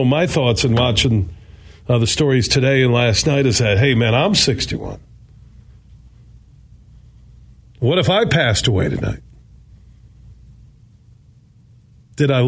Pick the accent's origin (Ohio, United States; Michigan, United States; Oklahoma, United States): Michigan, United States; Burton Heights, Sparta; when I moved from Burton Heights to Sparta, Michigan